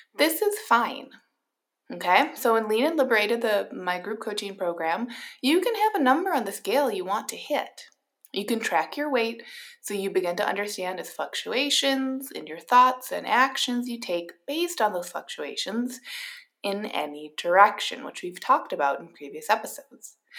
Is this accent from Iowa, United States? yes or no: no; Minnesota, United States; I am a Minnesotan